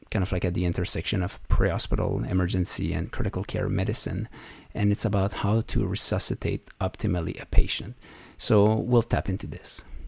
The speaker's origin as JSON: {"language": "English", "country": "Canada", "moved": "as an adult", "lives_now": "Iceland", "said": "I'm a Canadian emergency physician who's now relocated in beautiful Iceland"}